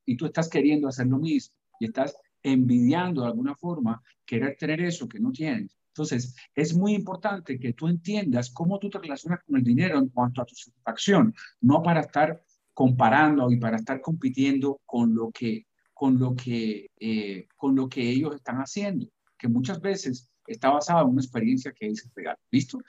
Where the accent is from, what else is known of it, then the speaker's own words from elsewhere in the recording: Cuba; now in United States; que yo experimenté siendo niño en Cuba